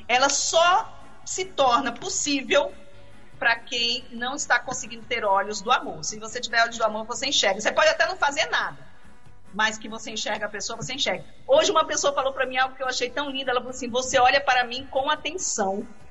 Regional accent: Brazil; eu tenho orgulho de ser, de ser brasileira. Não nasci no Nordeste, mas minhas raízes são nordestinas

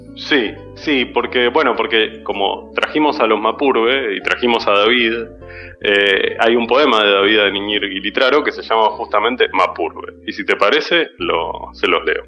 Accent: Buenos Aires, Argentina; como porteños

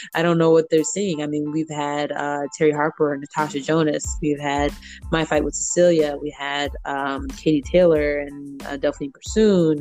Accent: St. Louis, Missouri, United States; moved away as an adult; also born or lived in Belleville; now in Chicago, United States; the same people that I know from my hometown

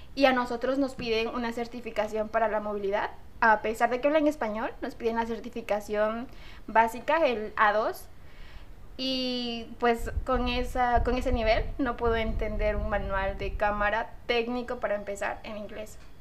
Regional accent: Córdoba, Veracruz, Mexico; soy de Córdoba

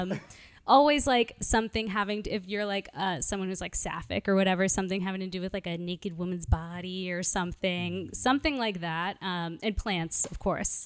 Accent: New York, United States; moved away as an adult; now in Los Angeles, United States; I'm originally from Brooklyn, New York

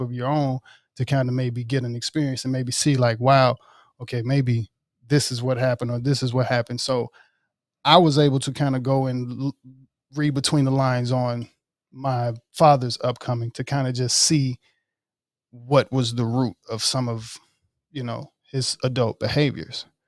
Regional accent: Oxford, Mississippi, United States; born in Oxford, Mississippi.

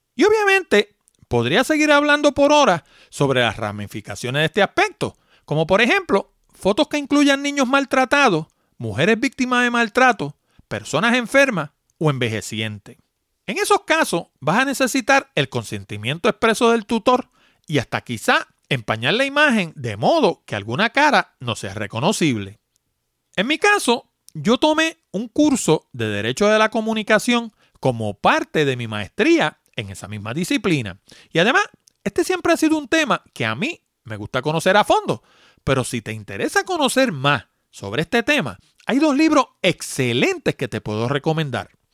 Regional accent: New York City, New York, United States; moved away; yo también soy de allá de Nueva York, nací en, en Manhattan precisamente, y vivía en la 161 West

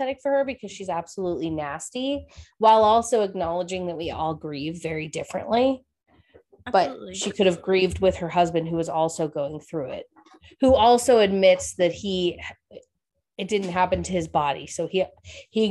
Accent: United States; as an American

